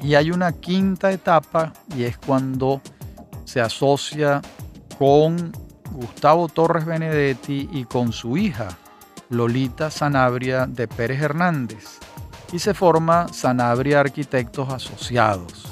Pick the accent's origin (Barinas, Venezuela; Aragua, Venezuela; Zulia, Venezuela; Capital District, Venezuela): Capital District, Venezuela; Caracas; un edificio muy particular que yo lo veía con frecuencia en mi infancia en el Paraíso